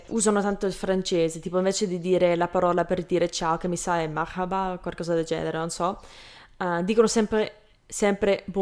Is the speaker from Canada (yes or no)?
yes; Canada; accent: Canadian; Italian is a second language; perché poi non lo dico perfettamente all'italiana perché ho un accento tra quello, can- quello canadese e quello italiano